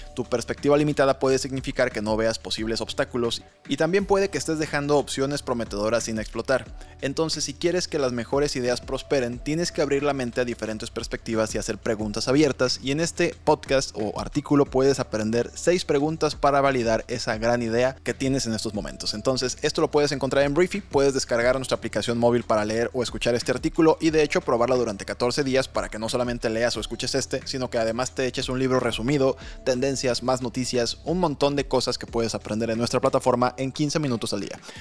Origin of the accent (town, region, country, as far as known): Mexico